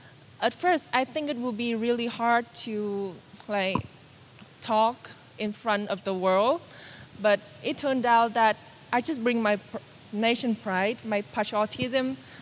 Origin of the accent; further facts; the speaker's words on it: Vietnam; English is a second language; to reach out further to the underprivileged, not only in my hometown, but many, many other provinces in not only Vietnam, but also in the world.